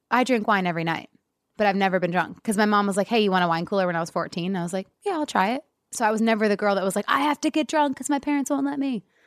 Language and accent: English; an hour northeast of Detroit, Michigan, United States; now in Los Angeles, United States; I was born in Detroit